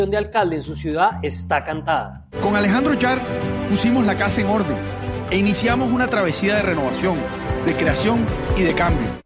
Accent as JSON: {"language": "Spanish", "town": "Quibdó", "region": "Chocó", "country": "Colombia", "said": "Yo soy del Chocó"}